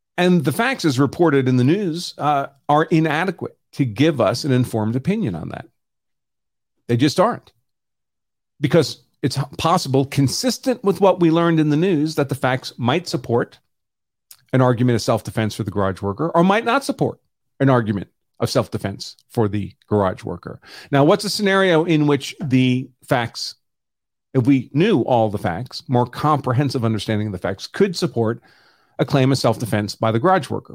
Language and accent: English; New York City, New York, United States; I grew up in New York City